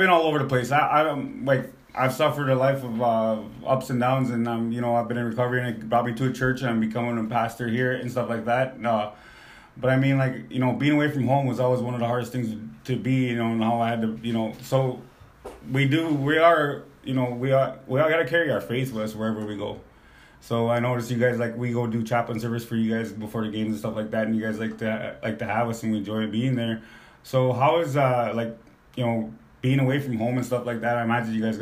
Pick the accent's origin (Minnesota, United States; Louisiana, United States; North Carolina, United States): Minnesota, United States; Minneapolis; also born or lived in North Dakota; now in Bismarck, United States; I grew up in the Minneapolis Twin Cities area